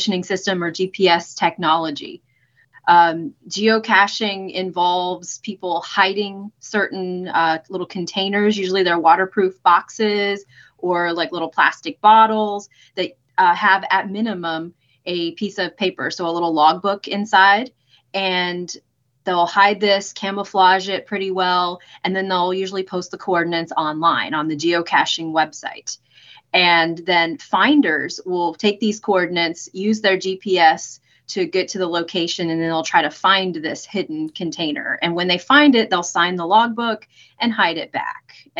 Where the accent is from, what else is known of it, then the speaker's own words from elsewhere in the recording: Nashville, Tennessee, United States; moved away as an adult; also born or lived in Mississippi; now in West Virginia, United States; growing up near Nashville, Tennessee, on a small hobby farm